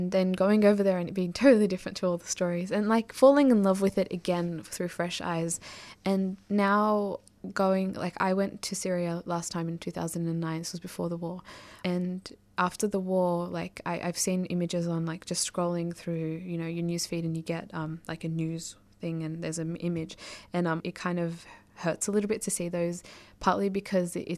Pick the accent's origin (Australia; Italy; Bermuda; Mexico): Australia; first language Arabic; English is a second language; up until I was 5, I didn't speak a word of English, even though I lived in Australia.